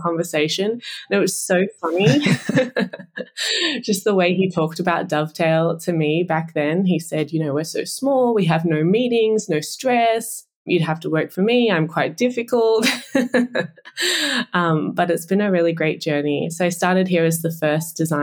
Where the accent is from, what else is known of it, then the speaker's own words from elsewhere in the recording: Australia; you live here your whole life